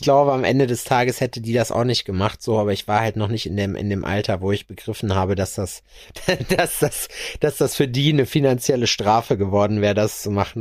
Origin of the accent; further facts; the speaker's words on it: Schalksmühle, North Rhine-Westphalia, Germany; bei uns in Schalksmühle, äh, wo meine Grundschule war, wo wir auch immer skaten waren